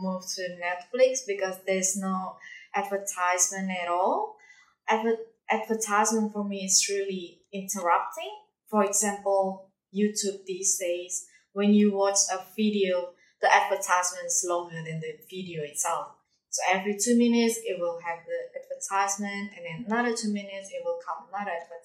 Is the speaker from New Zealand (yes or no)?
no; Indonesia; English is a second language; now in Darwin, Australia; I'm from Indonesia